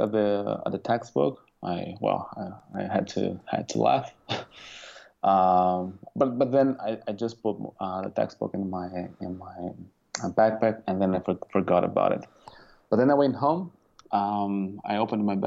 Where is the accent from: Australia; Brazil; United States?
Brazil; São Paulo; English is a second language; moved away as an adult; I'm originally from Brazil, São Paulo.